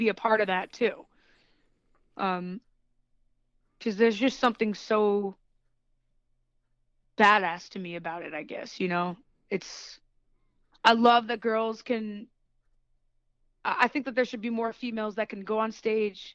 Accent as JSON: {"language": "English", "region": "New York", "country": "United States", "said": "I'm from New York"}